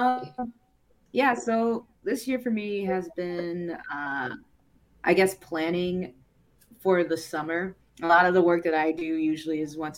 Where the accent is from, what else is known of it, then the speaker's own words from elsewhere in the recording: Nashville, Tennessee, United States; moved away as an adult; now in Cleveland, United States; I came from Nashville, Tennessee. That's where I'm originally from, to go to art school